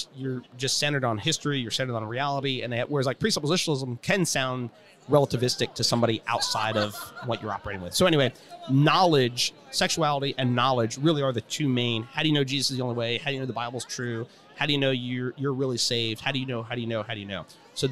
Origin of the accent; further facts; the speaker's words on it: Cleveland, Ohio, United States; I just grew up outside of Cleveland